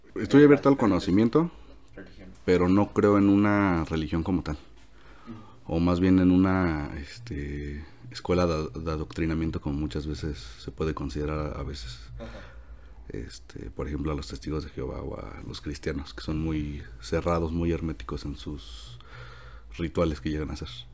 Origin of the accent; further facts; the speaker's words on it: Mexico City, Mexico; also born or lived in La Esmeralda, Michoacán; yo soy de Michoacán, de la Esmeralda, Michoacán, nací allá en el 95, en mayo, este, el 27, ya Este, de ahí pues de toda mi vida eh, he estado aquí en la Ciudad de México